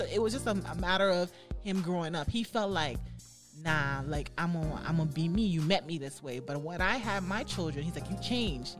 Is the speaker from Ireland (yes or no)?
no; U.S. Virgin Islands; moved away as an adult; now in Florida, United States; I came to um, Florida because I'm from the United States Virgin Islands mm. originally.